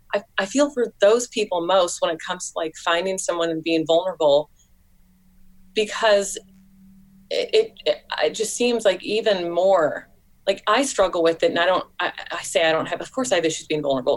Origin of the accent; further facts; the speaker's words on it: St. Louis, Missouri, United States; moved away as an adult; now in Columbia, United States; I grew up in St. Louis, which is like a you know popular yes. city, and yeah, in Missouri